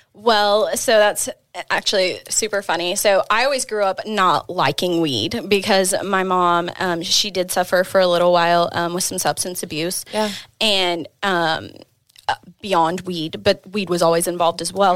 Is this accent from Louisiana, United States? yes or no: no; Oklahoma City, Oklahoma, United States; moved away as an adult; also born or lived in Austin, Texas; I'm originally from Oklahoma City. Had just moved back from Austin. I had about an eight-year stint out there.